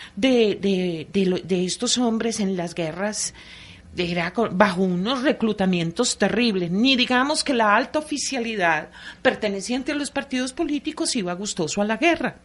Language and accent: Spanish; Antioquia, Colombia; como antioqueña que soy